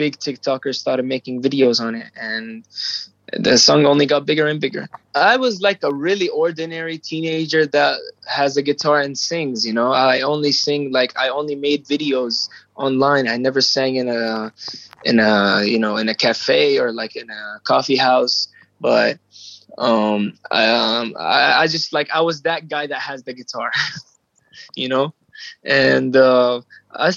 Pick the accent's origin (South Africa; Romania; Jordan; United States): Jordan; I'm 17 years old and I'm from Jordan in the Middle East